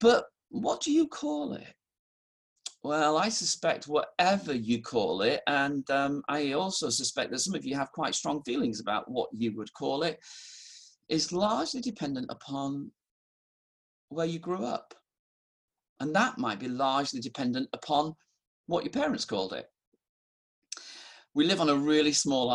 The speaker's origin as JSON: {"language": "English", "town": "Halifax", "region": "Yorkshire and the Humber", "country": "United Kingdom", "tie": "born or raised there", "also_born_or_lived": "London", "accent": "northern", "moved": "as an adult", "said": "I'd grown up in Halifax"}